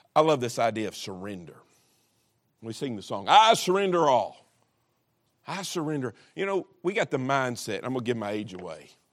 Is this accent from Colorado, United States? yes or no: no; Kentucky, United States; I'm, I'm from Kentucky